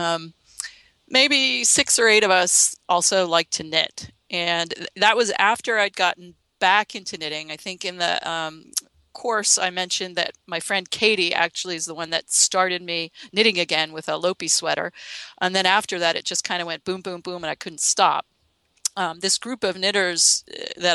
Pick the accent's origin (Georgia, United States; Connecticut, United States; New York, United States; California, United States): Connecticut, United States; moved away as an adult; also born or lived in Massachusetts; now in San Francisco, United States; Well, I live in San Francisco, but I grew up in the Northeast in Connecticut, lived in Massachusetts for many years